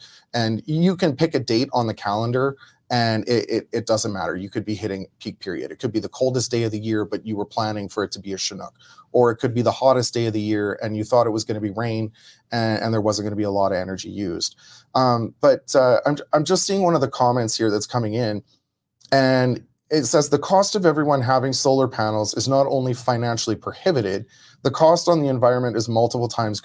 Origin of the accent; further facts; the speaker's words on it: Medicine Hat, Alberta, Canada; I grew up in Medicine Hat.